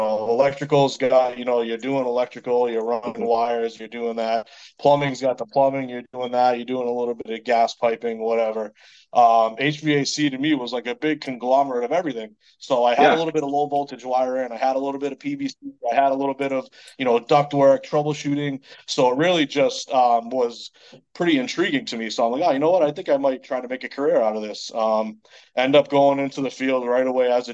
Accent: Lowell, Massachusetts, United States; accent: Boston; I'm from, I grew up in Lowell, Massachusetts. So I'm a Boston native.

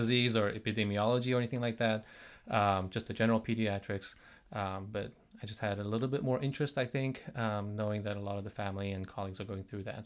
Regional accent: South Korea; moved away as an adult; now in United States; I am from South Korea

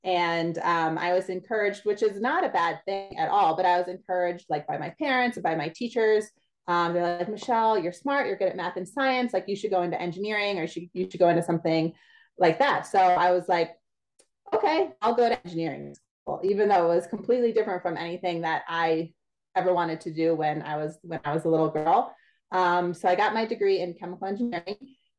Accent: Pennsylvania, United States; moved away as an adult; now in New Orleans, United States; So I was born and raised in the Northeast, went to college there, everything in Pennsylvania.

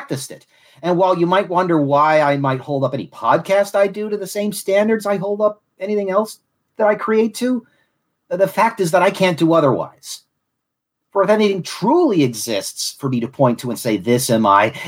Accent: Southwest Florida, United States; accent: Southern; I was also raised but not born in Southwest Florida.

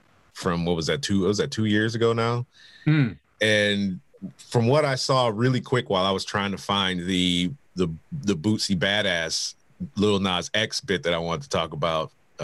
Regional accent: Detroit, Michigan, United States; I was from Detroit

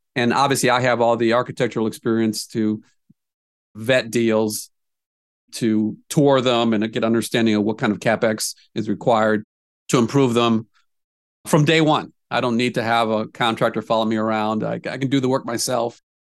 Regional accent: Indiana, United States; now in Des Moines, United States; I'm from Indiana originally

